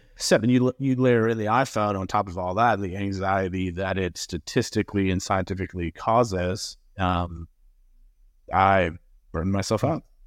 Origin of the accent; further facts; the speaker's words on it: Massachusetts, United States; now in Greenville, South Carolina, United States; was born and raised in Massachusetts